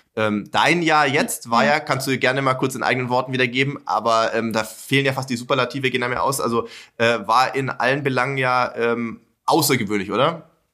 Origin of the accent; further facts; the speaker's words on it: Sindelfingen, Baden-Württemberg, Germany; moved away; Gerlingen ist ja nicht weit weg von äh, meinem Geburtsort, nämlich von Sindelfingen.